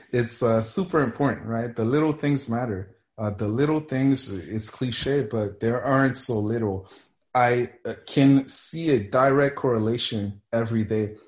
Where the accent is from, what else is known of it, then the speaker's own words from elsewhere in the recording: Montreal, Quebec, Canada; also born or lived in Mississippi / Cameroon / Colorado; I grew up here in Montreal